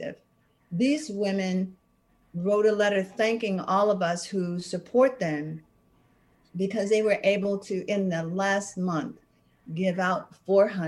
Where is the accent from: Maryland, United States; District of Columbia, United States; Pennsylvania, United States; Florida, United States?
District of Columbia, United States; Washington; moved away; I came from Southeast Washington, D.C.